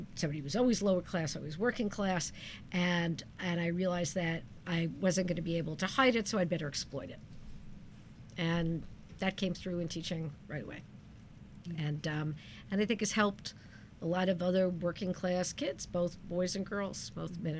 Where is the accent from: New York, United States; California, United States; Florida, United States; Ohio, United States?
New York, United States; New York City; moved away as an adult; now in Storrs, United States; I grew up in Brooklyn, New York, and I learned to be funny because if you're not funny in Brooklyn, people will kill you